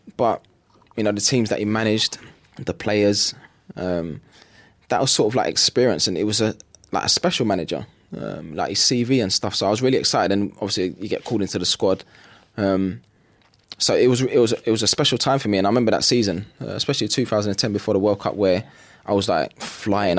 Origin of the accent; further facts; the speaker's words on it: London, United Kingdom; growing up in East London is, I mean, it's never gonna be easy growing up there